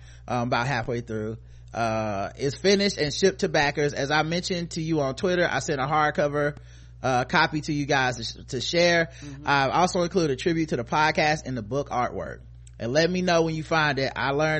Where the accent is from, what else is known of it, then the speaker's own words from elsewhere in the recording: British Columbia, Canada; I grew up in British Columbia, immigrated as a baby with all my extended family back in Jamaica and the UK. Not a lot of black folks around here.